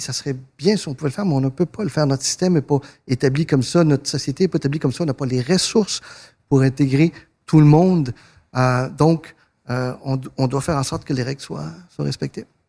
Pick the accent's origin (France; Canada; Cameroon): Canada; Quebec; born or raised there; French is a second language; also born or lived in northern Argentina